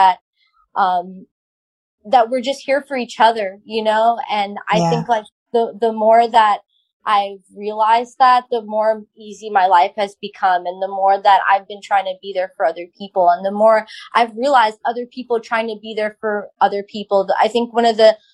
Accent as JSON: {"language": "English", "area": "Long Island", "region": "New York", "country": "United States", "tie": "born or raised there", "said": "I grew up on Long Island with a bunch of Italians"}